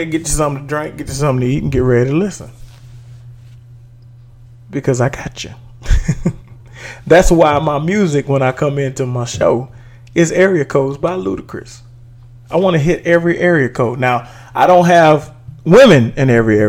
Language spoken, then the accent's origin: English; Dallas, Texas, United States; in Texas, in Dallas, in my hometown